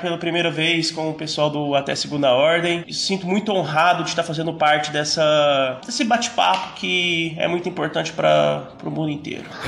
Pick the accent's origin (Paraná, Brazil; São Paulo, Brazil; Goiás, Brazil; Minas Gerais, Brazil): Minas Gerais, Brazil; Uberlândia; sou de Uberlândia, Minas Gerais.